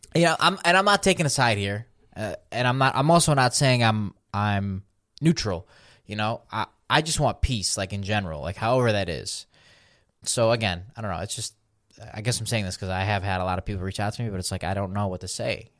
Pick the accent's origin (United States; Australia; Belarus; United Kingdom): Belarus; moved away; I'm from Belarus